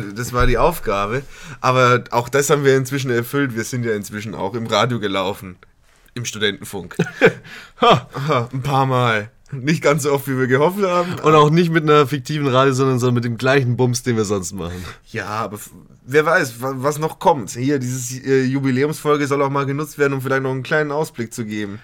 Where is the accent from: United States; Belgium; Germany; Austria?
Germany; Berching, Bavaria; now in Regensburg, Germany; meiner Heimat, dem wunderschönen Städtchen Berching.